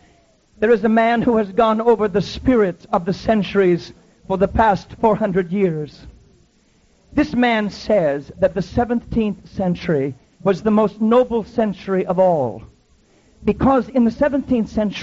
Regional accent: Iowa, United States; I grew up in Iowa

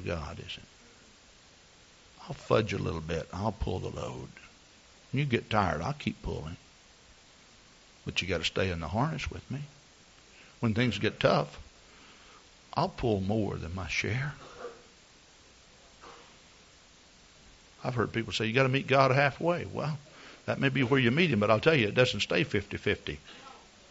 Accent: Texas, United States; moved away; I come from Texas

